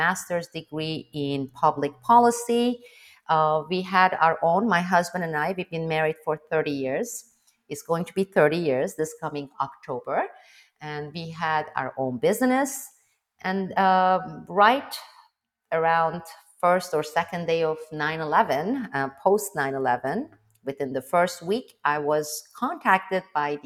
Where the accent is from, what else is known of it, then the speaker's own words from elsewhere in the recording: Istanbul, Turkey; first language Turkish; English is a second language; moved away as an adult; also born or lived in Iran / Azerbaijan; now in Naples, United States; I'm from Turkey, Istanbul, used to be Constantinople